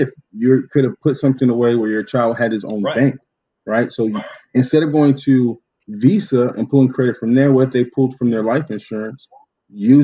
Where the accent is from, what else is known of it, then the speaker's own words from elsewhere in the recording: Oceanside, California, United States; growing up in Oceanside, I got my car insurance from Food for Less